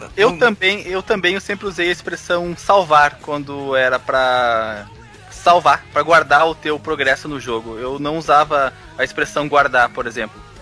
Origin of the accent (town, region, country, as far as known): Rio Grande do Sul, Brazil